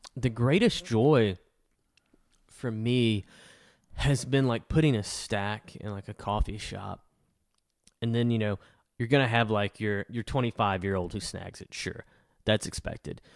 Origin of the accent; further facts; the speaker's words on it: El Dorado, Arkansas, United States; I'm from El Dorado